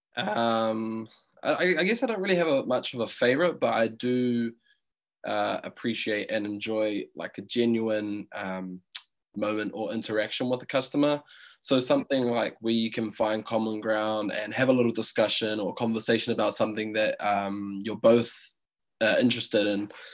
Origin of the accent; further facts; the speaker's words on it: Auckland, New Zealand; I'm um, 25 years of age and I grew up in Auckland